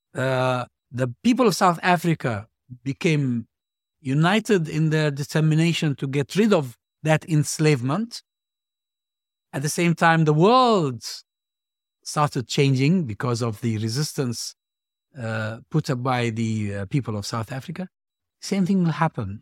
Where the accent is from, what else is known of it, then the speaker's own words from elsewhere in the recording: Hebron, West Bank, Palestine; my hometown, Hebron.